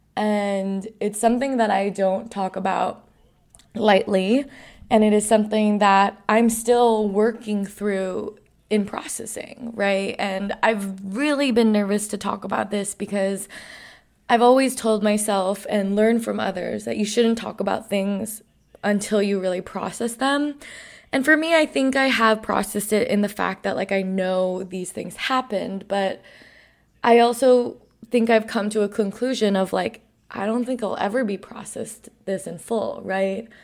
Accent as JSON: {"language": "English", "region": "New York", "country": "United States", "tie": "born or raised there", "said": "I grew up around the World Trade Center post nine eleven"}